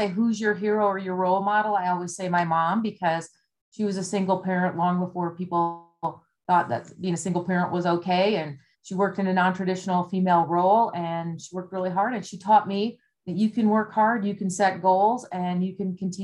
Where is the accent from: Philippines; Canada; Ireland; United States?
United States; Wisconsin; moved away; I grew up in Wisconsin